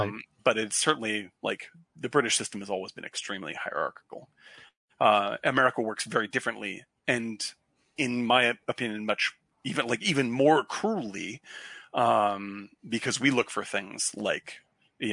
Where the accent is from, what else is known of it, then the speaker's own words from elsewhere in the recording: Cape Cod, Massachusetts, United States; moved away; also born or lived in Boston; I lived in Boston for 11 years. I'm from the area. I'm from Cape Cod.